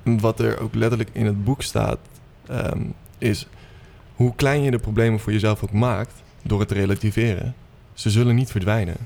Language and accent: Dutch; Purmerend, North Holland, Netherlands; ik kom uit Purmerend oorspronkelijk